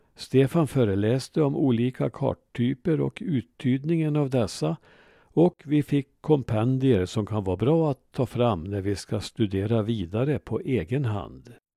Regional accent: Ransby, Värmland, Sweden; min hemby Ransby

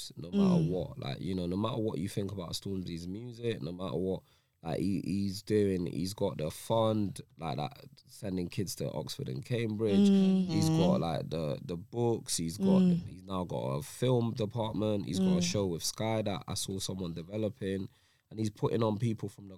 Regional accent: Nigeria; also born or lived in England; now in United Kingdom; When I was coming from Nigeria

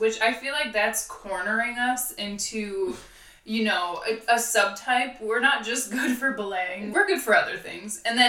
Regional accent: Milwaukee, Wisconsin, United States; moved away as an adult; now in Georgia, United States; I grew up in Milwaukee, Wisconsin, and traveled for work, and I found myself here.

